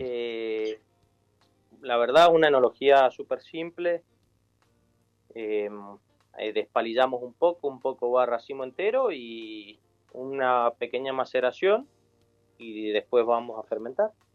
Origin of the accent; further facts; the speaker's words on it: Argentina; nosotros como argentinos